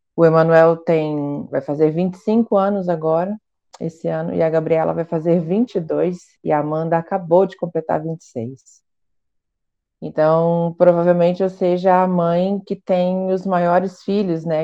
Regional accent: Curitiba, Paraná, Brazil; sou de Curitiba

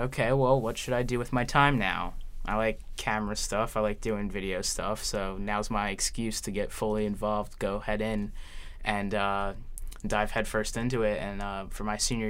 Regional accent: Horsham, Pennsylvania, United States; I'm from a little town called Horsham

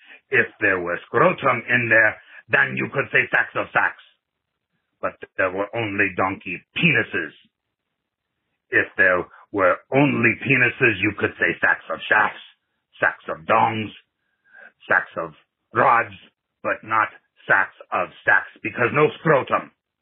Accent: Nigeria; from Nigeria.

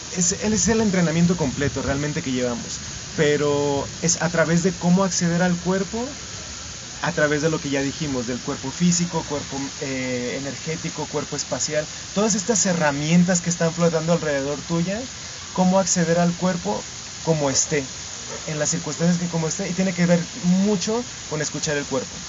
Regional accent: Mexico; Y hay algo que siempre me regresa a la comunidad dancística en México

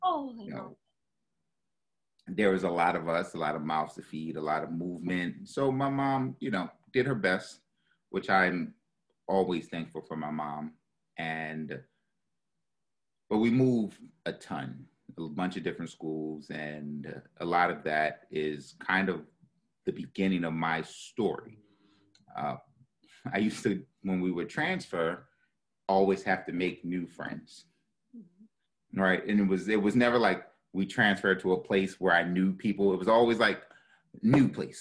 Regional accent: Baltimore, Maryland, United States; moved away; also born or lived in New York; I'm from Baltimore City, born and raised

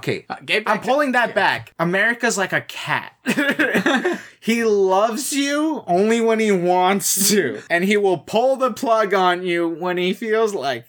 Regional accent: Canada; I'm Canadian.

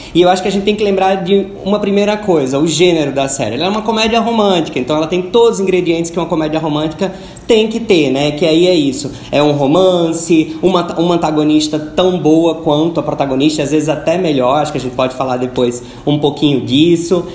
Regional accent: Natal, Rio Grande do Norte, Brazil; Na minha terra, lá em Natal, falam juntam Leco com Cré

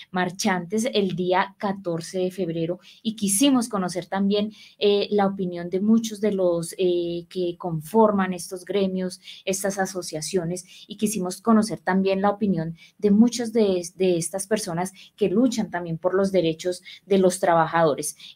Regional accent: Colombia; nosotros como colombianos estamos desinformados

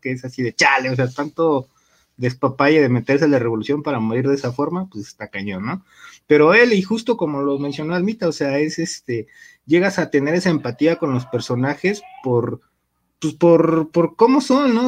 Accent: Mexico; como mexicanos

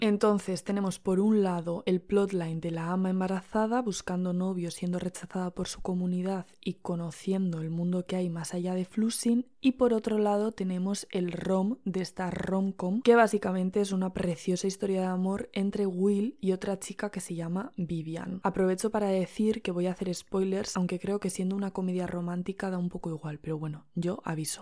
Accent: Basque Country, Spain; accent: Basque; me salen unas R's como mazo vascas

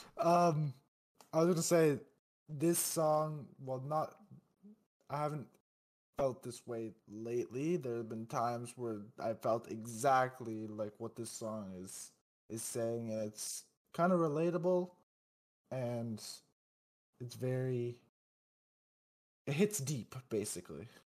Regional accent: Canada; I was just being Canadian

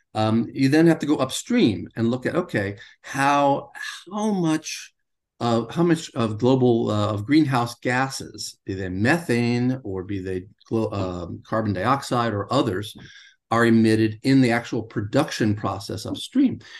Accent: United States; I grew up in the United States

